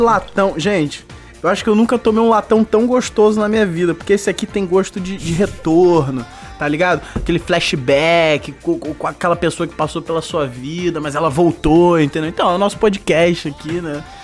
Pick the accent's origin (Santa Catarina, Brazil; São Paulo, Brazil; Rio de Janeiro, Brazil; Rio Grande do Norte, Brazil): Rio de Janeiro, Brazil; accent: carioca; a nossa dicção aqui, porque a gente é carioca